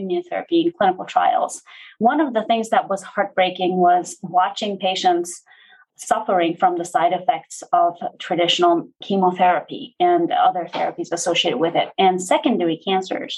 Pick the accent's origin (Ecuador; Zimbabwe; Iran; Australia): Iran; moved away; I grew up in Iran before the Islamic Revolution took over.